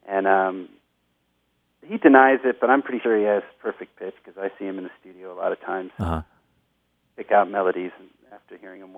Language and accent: English; Oklahoma, United States; moved away as an adult; also born or lived in New York / Los Angeles / Tucson; I was born in New York. I was raised pretty much in Oklahoma, and then I moved to Los Angeles with a band. And this was in the '80s